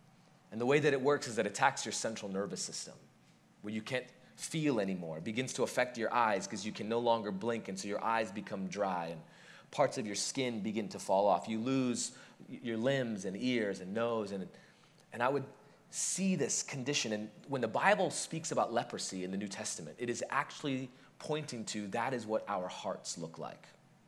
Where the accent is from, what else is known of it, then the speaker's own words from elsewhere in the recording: India; moved away; Growing up in India, the thing that we would see all the time that you don't quite see in the American West